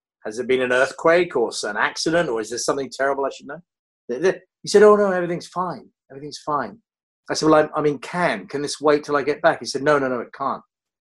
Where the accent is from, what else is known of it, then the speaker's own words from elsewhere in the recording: United Kingdom; moved away as an adult; also born or lived in London; now in Los Angeles, United States; I'm fiercely British